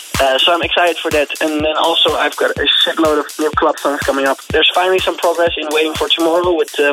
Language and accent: English; Netherlands; English is a second language; we're both from the Netherlands